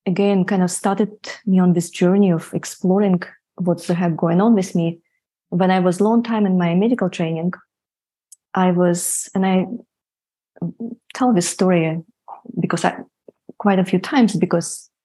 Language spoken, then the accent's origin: English; Siberia, Russia; moved away as an adult; I grew up in Siberia, so I went to medical school in Siberia